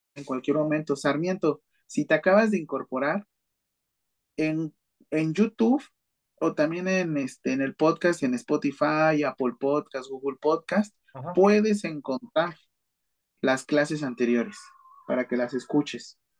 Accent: Mexico City, Mexico; yo soy de la Ciudad de México

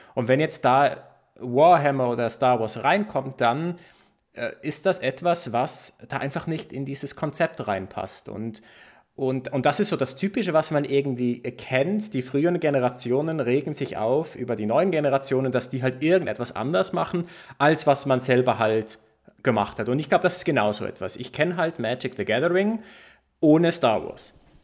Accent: Basel, Basel-Stadt, Switzerland; es gab so einen Comicbuchladen bei uns in Basel

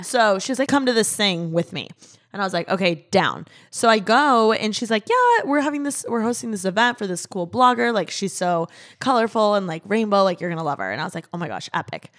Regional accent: Midwest, United States; now in Los Angeles, United States; I was raised in the Midwest

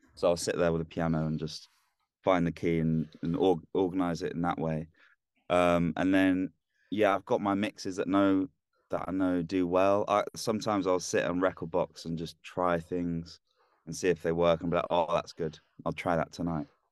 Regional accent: London, United Kingdom; now in Leeds, United Kingdom; I'm from down south. I was born in London, but I, yeah, I just live up here

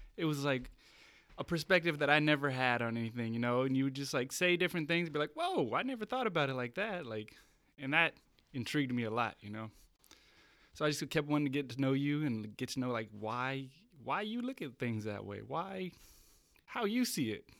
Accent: Bay Area, California, United States; moved away as an adult; also born or lived in Santa Cruz; now in San Diego, United States; I grew up in the Bay Area

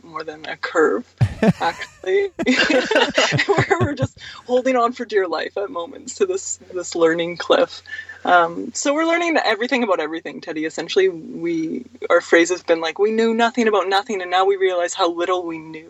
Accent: Vancouver Island, British Columbia, Canada; I grew up on Vancouver Island.

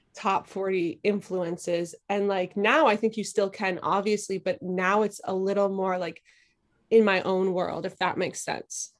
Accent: Philadelphia, Pennsylvania, United States; now in Brooklyn, United States; I was born and raised in Philadelphia in, um, in, like, Northeast Philly

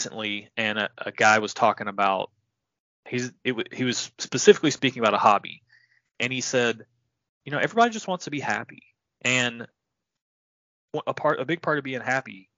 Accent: Tennessee, United States; I'm from Tennessee

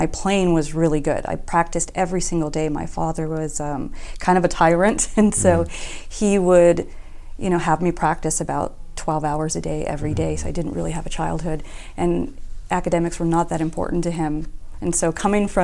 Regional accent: Los Angeles, California, United States; I grew up in Echo Park

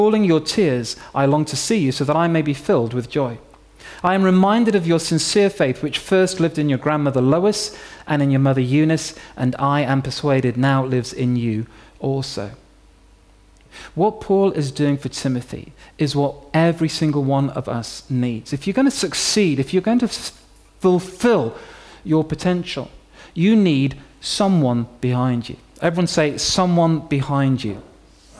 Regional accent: York, Yorkshire and the Humber, United Kingdom; When I was 16 years old, growing up in York, in Yorkshire

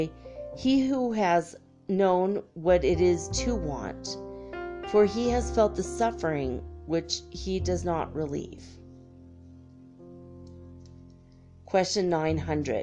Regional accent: Ireland; being redhead Irish person

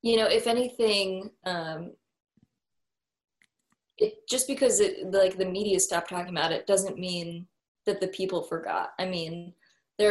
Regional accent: Seattle, Washington, United States; moved away; I come from the Seattle area

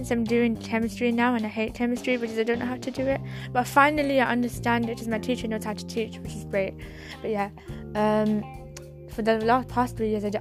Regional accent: United Kingdom; I'm not from London, by the way. I'm from the UK, but I'm not all posh

